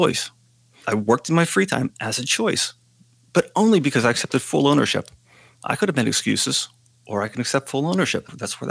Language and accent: English; Western Pennsylvania, United States; a guy growing up in Western Pennsylvania